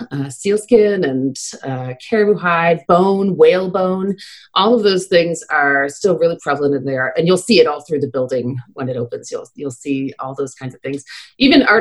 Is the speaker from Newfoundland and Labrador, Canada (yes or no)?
yes; Happy Valley-Goose Bay, Newfoundland and Labrador, Canada; where I grew up in Happy Valley Goose Bay